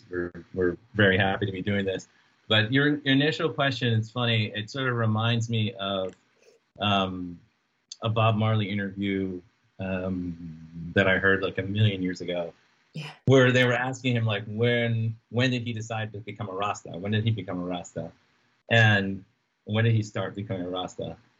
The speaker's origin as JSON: {"language": "English", "country": "U.S. Virgin Islands", "tie": "born or raised there", "moved": "yes", "lives_now": "United States", "said": "We were born and raised in St. Croix."}